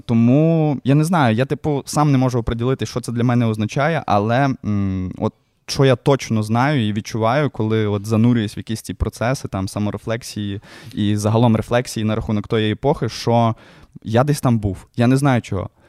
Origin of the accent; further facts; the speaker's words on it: Lviv, Lviv Oblast, Ukraine; мій район мільйон е, патона е, тільки будувався. Ну, е, Звісно, естетика, ця вся совєтська, оці спальники, воно таке трошки не дуже милує око, але все одно це дуже цікаво дивитись, коли створюється твій дім, де ти виріс.